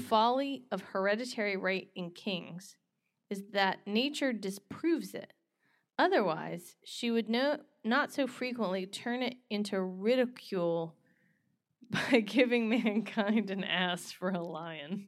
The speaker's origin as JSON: {"language": "English", "region": "North Carolina", "country": "United States", "tie": "born or raised there", "moved": "yes", "said": "grew up in North Carolina"}